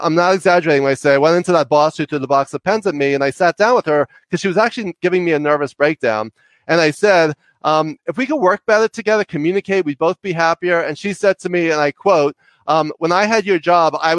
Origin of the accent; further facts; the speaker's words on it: New York, United States; also born or lived in Connecticut; I talk really fast because I'm from New York and I talk loud and fast